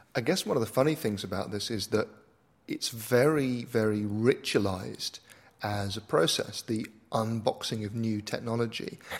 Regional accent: United Kingdom; I'm a British author, broadcaster, and tech philosopher

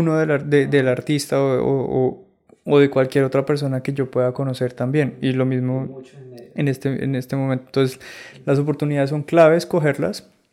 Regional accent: San Andrés and Providencia, Colombia; moved away; also born or lived in Bogotá; yo soy de San Andrés Islas

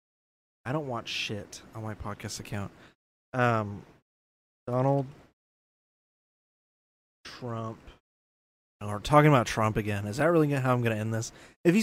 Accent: Georgia, United States; In my home state

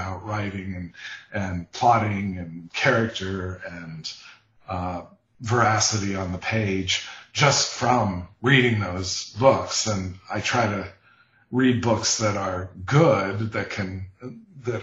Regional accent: Ohio River Appalachian area, United States; the town I grew up in on the Ohio River in the foothills of the Appalachians

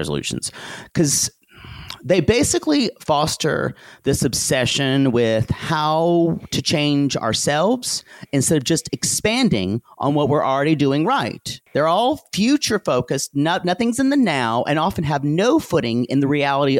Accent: the South, United States; growing up in the South meant never congratulating yourself on anything

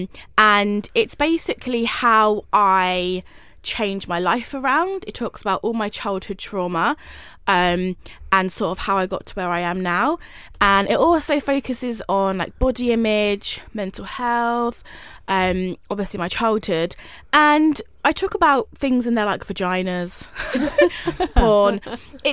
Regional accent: High Wycombe, South East England, United Kingdom; moved away; I'm from like a small town called High Wycombe

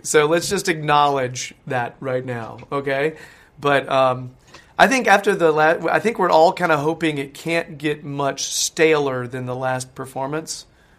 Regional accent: United States; I'm American

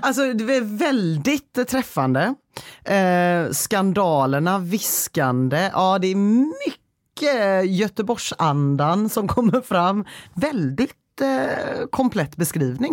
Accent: Gothenburg, Västra Götaland, Sweden

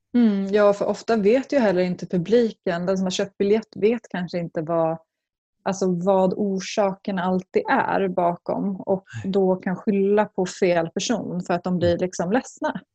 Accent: Skinnskatteberg, Västmanland, Sweden; en by som heter Skinnskatteberg i Bergslagen

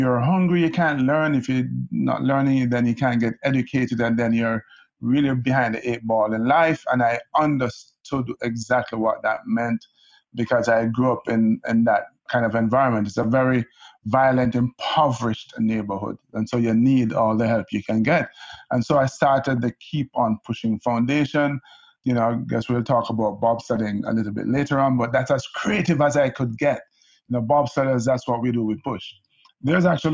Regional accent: Kingston, Jamaica; now in New York, United States; I grew up in Kingston, Jamaica

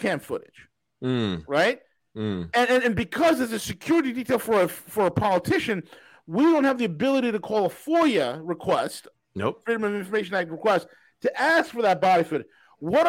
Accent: New York, United States; being from New York, I talk with my hands

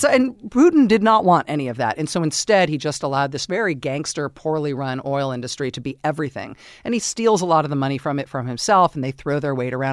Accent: Castro Valley, California, United States; I grew up in Castro Valley, California

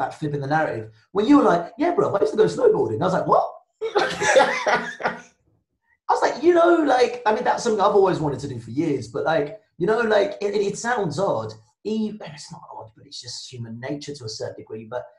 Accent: Nigeria; first language Yoruba and English; I was born speaking both Yoruba and English, like that was my mother tongue. But I also speak English really well because, in Nigeria, because my parents are relatively middle class Nigerians

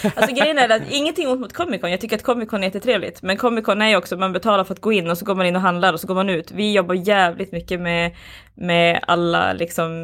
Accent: Boden, Norrbotten County, Sweden; now in Skellefteå, Sweden; Jag bor här, men jag är inte härifrån. Jag är från, eh, jag är från Boden, Luleå från början

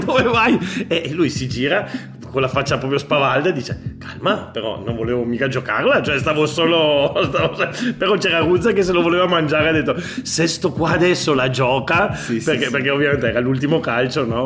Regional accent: Veneto, Italy; moved away as an adult; also born or lived in Turin, Piedmont / Lithuania; now in Catalonia, Spain; io sono nato a Torino da famiglia piemontese, eh, culturalmente è vero che mi sento mo- molto veneto perché sono cresciuto in Veneto da, da, dai 7 ai 20 e qualcosa

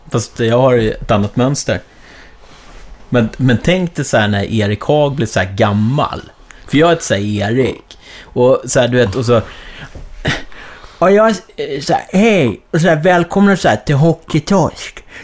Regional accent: Bromma, Stockholm County, Sweden; för jag växte upp såhär i Bromma.

